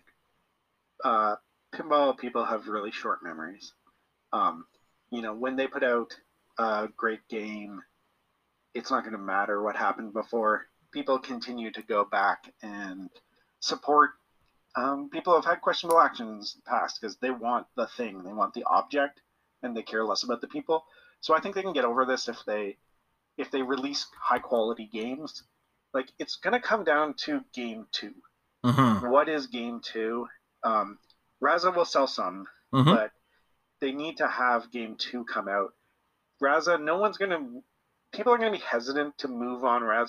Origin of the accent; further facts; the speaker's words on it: Canada; we're all Canadian